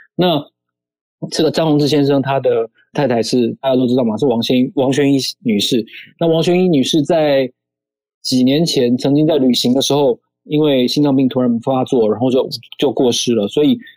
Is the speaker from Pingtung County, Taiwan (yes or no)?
yes; Pingtung, Pingtung County, Taiwan; 我从小是生长在屏东，虽然我是外省人